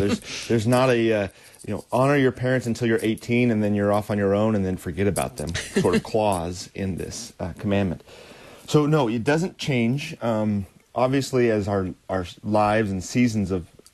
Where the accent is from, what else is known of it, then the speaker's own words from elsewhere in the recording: United States; as American Christians